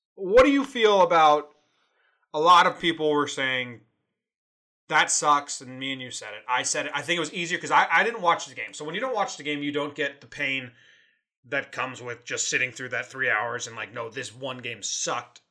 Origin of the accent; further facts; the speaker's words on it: Connecticut, United States; now in California, United States; I'm in California. We're both originally from Connecticut, East Coast area transplanted Yankee fans